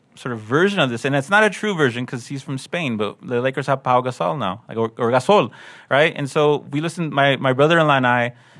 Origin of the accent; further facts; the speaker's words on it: Los Angeles, California, United States; I grew up in California. I grew up in Los Angeles.